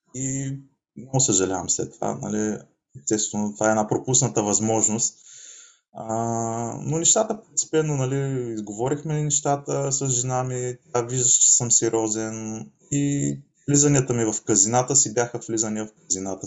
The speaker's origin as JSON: {"language": "Bulgarian", "town": "Asenovgrad", "region": "Plovdiv Province", "country": "Bulgaria", "tie": "born or raised there", "also_born_or_lived": "Varna", "moved": "as an adult", "lives_now": "Spain", "said": "Израснал съм в Асеновград"}